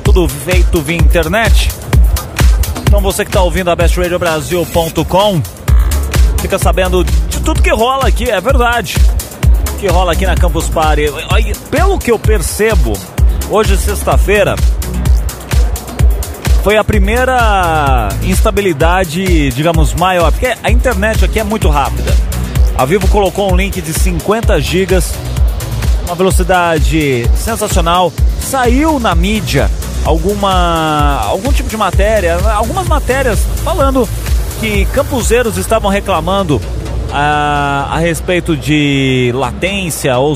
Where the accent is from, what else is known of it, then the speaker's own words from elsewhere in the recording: São Paulo, Brazil; Eu sou aqui de São Paulo, capital mesmo.